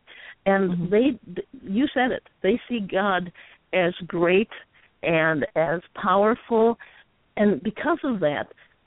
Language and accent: English; United States; me as an American